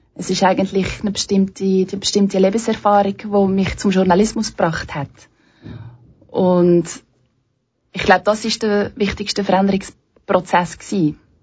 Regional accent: Belgium; moved away as an adult; now in Switzerland; ich komme eigentlich ursprünglich aus Belgien

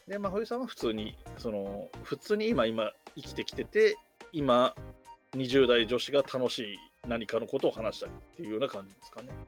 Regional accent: Yamanashi, Japan; 僕も山梨県出身なんで

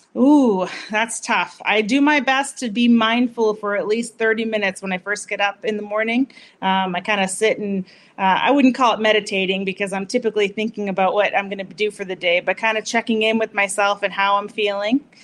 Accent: Massachusetts, United States; moved away; I'm from Massachusetts originally, so I have to say that is my hometown

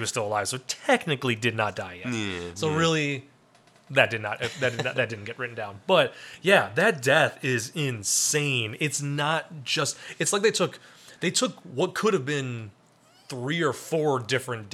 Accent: Wisconsin, United States; I'm from Wisconsin

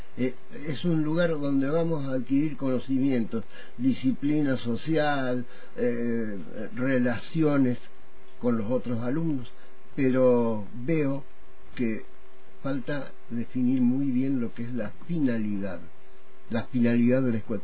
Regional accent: Córdoba, Argentina; now in Neuquén, Argentina; yo terminé eh, mis estudios que había iniciado de pibe en Córdoba

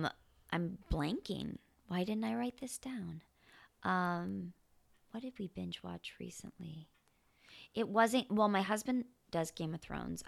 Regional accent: Champaign, Illinois, United States; I grew up in Illinois, in Champaign, Illinois.

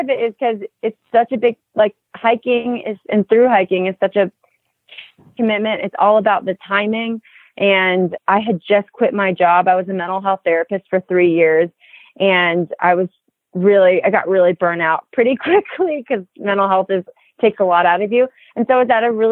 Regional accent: Miami, Florida, United States; moved away as an adult; also born or lived in East Tennessee; I grew up in Miami, Florida

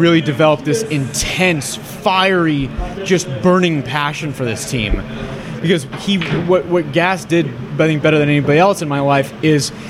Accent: Kirkland, Washington, United States; also born or lived in Seattle; I grew up in Kirkland

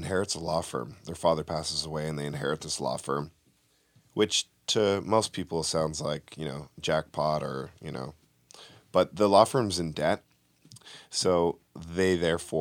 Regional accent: Vancouver, British Columbia, Canada; moved away as an adult; now in Los Angeles, United States; I'm from Vancouver. That's where I made my home for the film industry anyways

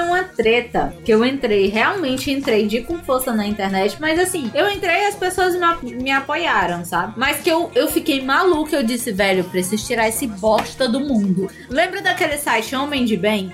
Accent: Ceará, Brazil; accent: cearense; eu acho que o sotaque cearense não é tão forte assim, sabe? Pelo menos o meu não acho tão forte

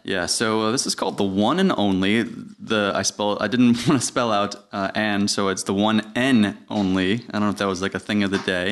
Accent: Putnam County, New York, United States; also born or lived in Westchester; I actually grew up in Putnam County

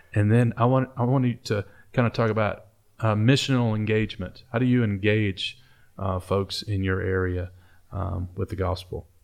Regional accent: eastern Kentucky, United States; also born or lived in Detroit, Michigan; I grew up in a trailer in eastern Kentucky

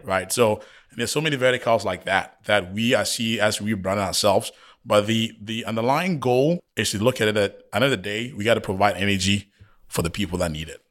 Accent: Ghana; moved away; I was born and raised in Ghana

